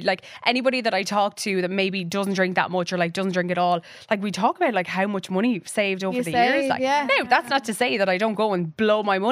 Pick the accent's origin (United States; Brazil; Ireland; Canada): Ireland; County Kerry, Munster; I'm from Kerry